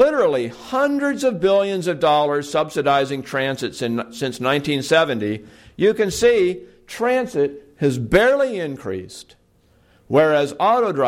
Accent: Portland, Oregon, United States; back in 1970 when I was growing up in my hometown of Portland, Oregon

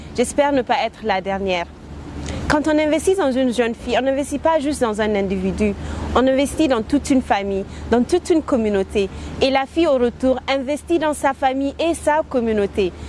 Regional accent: Arlit, Agadez, Niger; j'ai grandi à Arlit et je suis la première jeune fille nigérienne

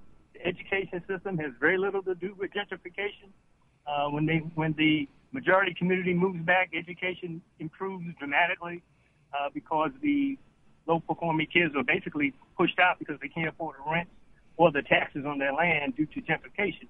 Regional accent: New York, United States; now in Jackson, United States; I grew up in New York, but couldn't really live in Manhattan

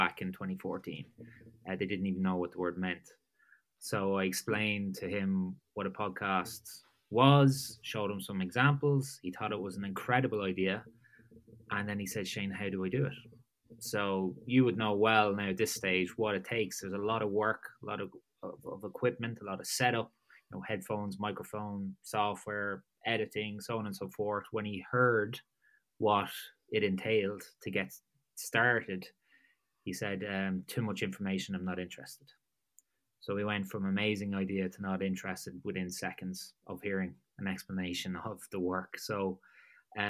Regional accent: Drogheda, Ireland; moved away as an adult; also born or lived in Gloucester / Dublin; my hometown of Drogheda in Ireland. That's on the east coast of Ireland

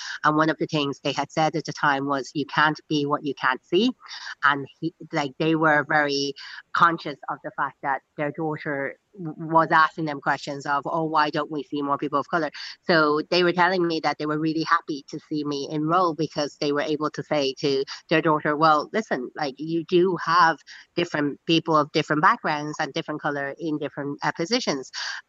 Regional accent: Dublin, Leinster, Ireland; It comes in good waves, and in fairness, like I was saying this just the other day again to your colleague, is that there is a huge amount of support for me

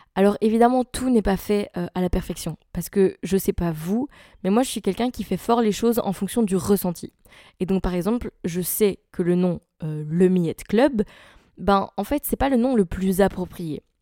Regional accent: Belgium; je suis belge

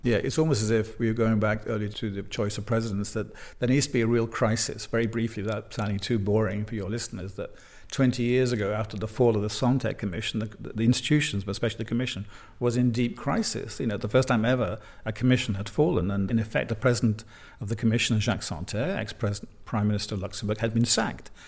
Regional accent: United Kingdom; now in Brussels, Belgium; in the United Kingdom, my home country

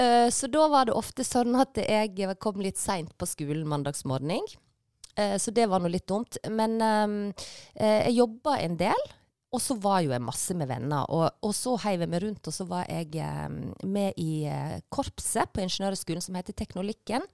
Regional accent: Leikanger, Vestland, Norway; moved away; also born or lived in Bergen; jeg er jo fra Vestlandet, og Leikanger, bygda som jeg kommer fra, er jo ei sånn fruktbygd som ligger ved Sognefjorden

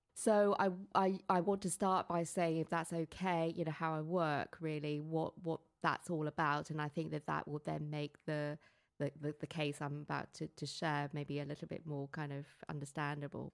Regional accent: Hong Kong; moved away; growing up in Hong Kong and having Chinese parents

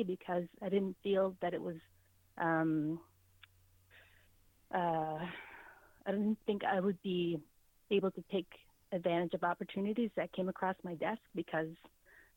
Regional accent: Rigolet, Newfoundland and Labrador, Canada; moved away as an adult; also born or lived in Corner Brook; now in Ottawa, Canada; I'm an Inuit artist originally from Rigolet, Nunatsiavut, but I've been living here in Ottawa for almost 21 years now.

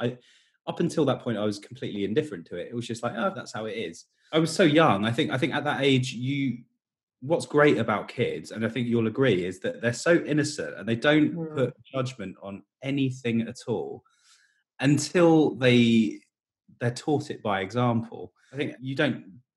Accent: Portsmouth, South East England, United Kingdom; I'm from Portsmouth, which is a small city on the south coast

